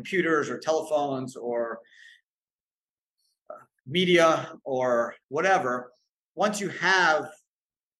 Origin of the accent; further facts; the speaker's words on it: Canada; now in United States; I grew up in Canada